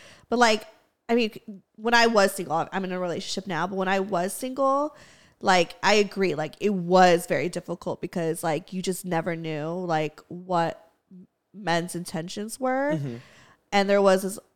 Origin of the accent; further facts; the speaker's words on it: Los Angeles, California, United States; accent: Valley Girl; I'm like an LA girly, like born and raised